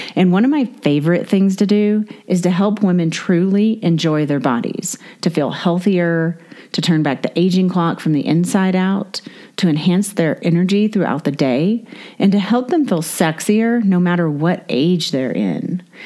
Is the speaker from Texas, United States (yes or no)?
yes; Houston, Texas, United States; moved away; also born or lived in Northern California; I was raised in Texas, uh, Houston, Galveston area